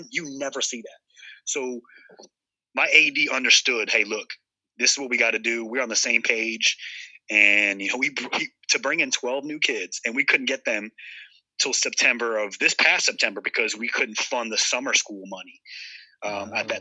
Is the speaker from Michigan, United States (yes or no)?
no; New Jersey, United States; I'm a Northeast guy, born and raised in New Jersey.